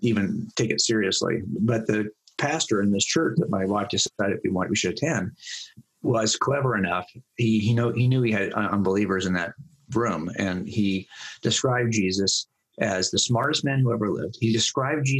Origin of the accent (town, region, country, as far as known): Los Angeles County, California, United States; born or raised there